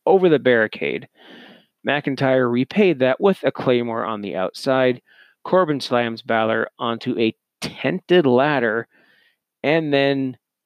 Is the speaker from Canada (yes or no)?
yes; Canada; as a Canadian